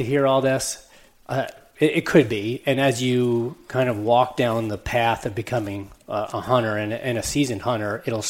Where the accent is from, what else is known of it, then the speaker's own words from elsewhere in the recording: New York, United States; So Dan said I'm from New York.